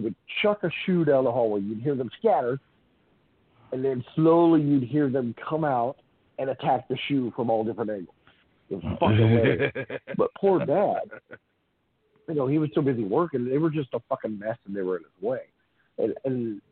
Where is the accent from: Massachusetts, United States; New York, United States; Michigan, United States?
Massachusetts, United States; Boston; accent: nasally Boston; I'm from Boston